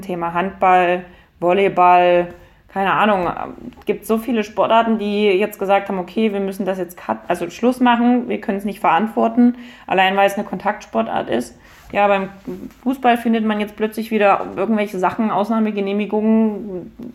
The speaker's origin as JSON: {"language": "German", "town": "Dresden", "region": "Saxony", "country": "Germany", "tie": "born or raised there", "said": "ich bin wieder in die Gegend zurückgezogen, wo ich aufgewachsen bin"}